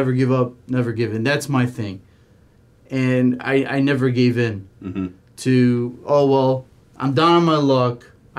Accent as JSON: {"language": "English", "town": "San Diego", "region": "California", "country": "United States", "tie": "born or raised there", "also_born_or_lived": "Oak Park, Michigan", "moved": "as an adult", "lives_now": "Michigan, United States", "said": "I came to Michigan when I was 25 years old. I grew up in San Diego."}